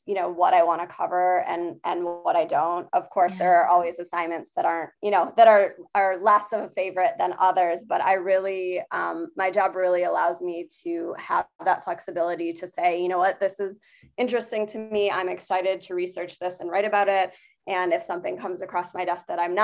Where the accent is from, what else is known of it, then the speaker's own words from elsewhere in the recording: Michigan, United States; now in Chicago, United States; I'm from Michigan originally